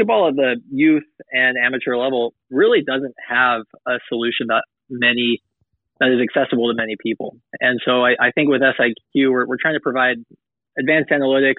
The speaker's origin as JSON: {"language": "English", "town": "Los Angeles", "region": "California", "country": "United States", "moved": "yes", "said": "I'm originally from Los Angeles"}